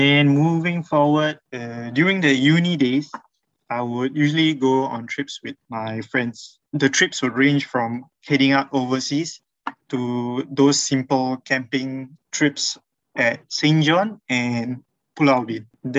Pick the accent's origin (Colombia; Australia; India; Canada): India; I'm an Indian Muslim convert, currently 28.